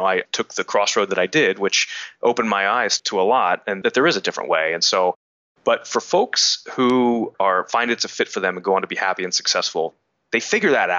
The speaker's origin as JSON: {"language": "English", "town": "Wilmington", "region": "Delaware", "country": "United States", "said": "I'm a guy from Wilmington, Delaware"}